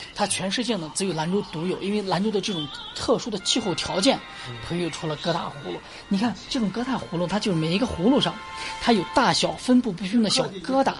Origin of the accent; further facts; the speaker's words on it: Lanzhou, Gansu, China; 我们兰州本地人